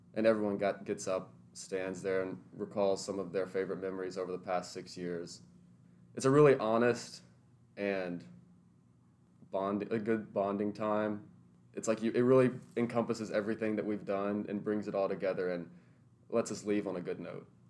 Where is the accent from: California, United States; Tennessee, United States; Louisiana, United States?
Tennessee, United States; Lebanon; now in Nashville, United States; I'm originally from Lebanon, Tennessee, but I've since moved into Nashville after attending MBA.